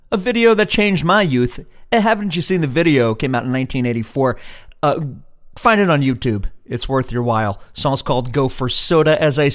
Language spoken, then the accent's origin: English; New York City, New York, United States; Where I grew up in New York City, we called it soda.